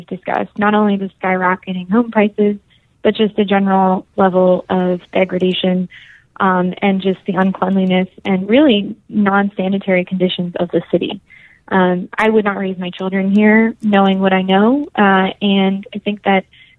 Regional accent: Boston, Massachusetts, United States; moved away as an adult; also born or lived in New Hampshire; now in San Francisco, United States; Well, I'm from Boston originally, so I'm from the East Coast, and grew up in New Hampshire and Boston, actually

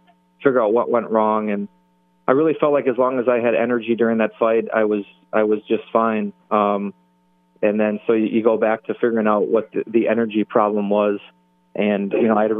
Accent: Milwaukee, Wisconsin, United States; my hometown

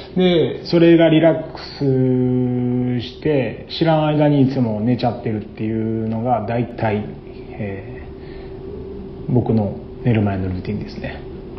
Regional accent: Osaka, Japan; 僕は大阪で生まれて育った

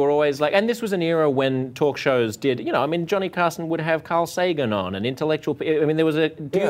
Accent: Australia; I'm an Australian.

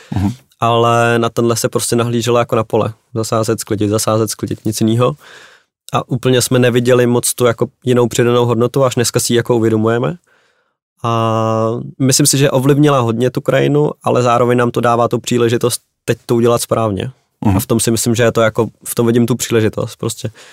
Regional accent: Czechia; jako Češi

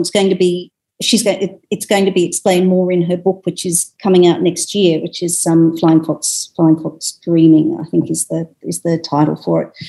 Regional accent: Sydney, New South Wales, Australia; being in Sydney in my hometown

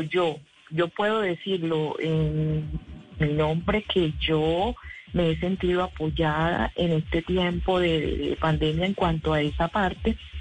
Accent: Montería, Córdoba, Colombia; moved away as an adult; yo soy, yo soy eh, de Montería, ¿cierto? Y bueno, vivimos, yo vivo acá ya hace 12 años.

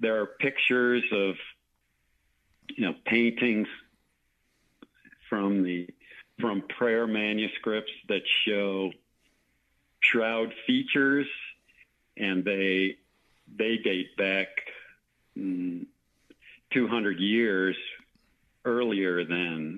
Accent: Grand Island, New York, United States; also born or lived in Northern Virginia / San Antonio / Philippines / Germany; now in Longview, United States; I grew up in Western New York, I grew up in Grand Island, New York

